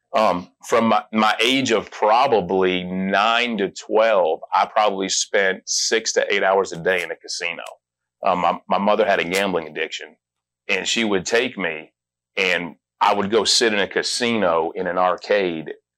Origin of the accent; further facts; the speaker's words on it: Las Vegas, Nevada, United States; I grew up in Las Vegas